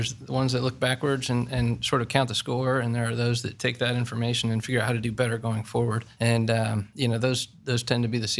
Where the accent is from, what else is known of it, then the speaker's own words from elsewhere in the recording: Dublin, Ohio, United States; I grew up here in Dublin, Ohio, and went to Bowling Green State University